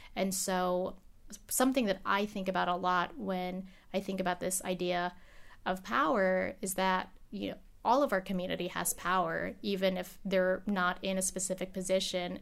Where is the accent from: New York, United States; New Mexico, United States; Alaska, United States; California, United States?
Alaska, United States; first language English; everyone has emigrated from the Philippines except for me. I'm born here. English is my first language